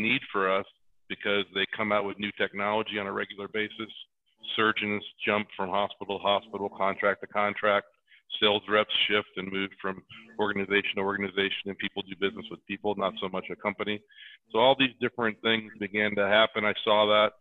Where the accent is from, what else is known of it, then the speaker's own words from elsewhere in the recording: Venice, Florida, United States; also born or lived in St. Petersburg, Florida / Sarasota, Florida; now in Colorado, United States; I grew up on the west coast of Florida. I was born in St. Pete and was raised in the Venice, Sarasota area.